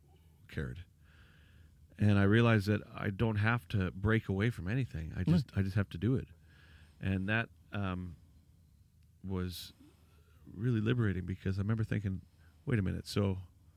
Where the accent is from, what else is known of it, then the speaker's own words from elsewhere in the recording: Vancouver, British Columbia, Canada; well, I'm from Vancouver.